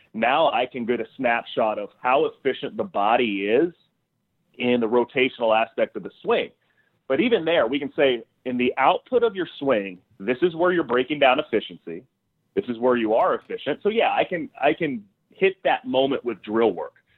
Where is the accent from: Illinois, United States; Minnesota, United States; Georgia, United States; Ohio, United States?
Illinois, United States; Southern; growing up in Southern Illinois